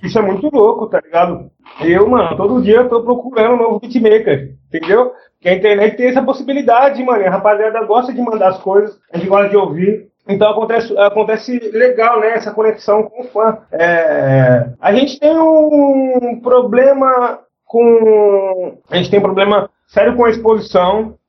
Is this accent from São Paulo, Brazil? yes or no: yes; Jundiaí, São Paulo, Brazil; nasci em Jundiaí, tá ligado? Eu nunca saí daqui.